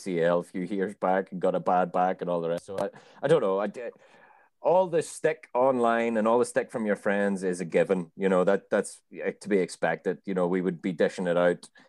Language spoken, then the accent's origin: English; Ireland; I'm fucking Irish